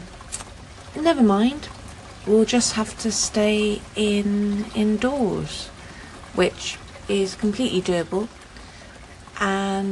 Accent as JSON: {"language": "English", "country": "United Kingdom", "said": "we're British"}